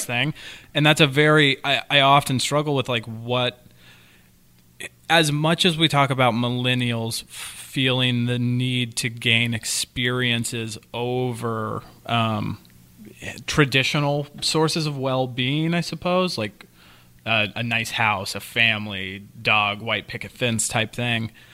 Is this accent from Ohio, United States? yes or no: no; Kansas, United States; I'm from the Midwest, Kansas